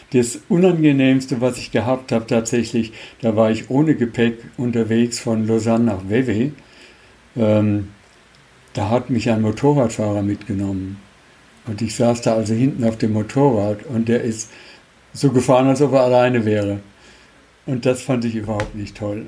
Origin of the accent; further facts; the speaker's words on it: Germany; wir als Deutsche in den 60ern noch nicht unbedingt die beliebtesten waren in der Schweiz